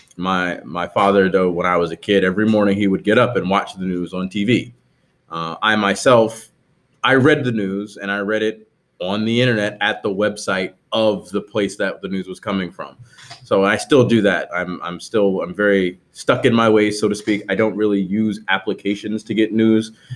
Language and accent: English; New Jersey, United States; I grew up in New Jersey